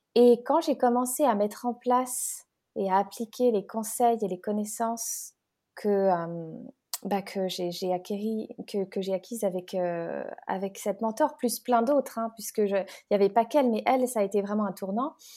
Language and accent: French; France; moved away as an adult; also born or lived in Geneva, Switzerland; now in Bali, Indonesia; Je suis née en France, mais voilà, j'étais à la frontière, j'ai grandi là-bas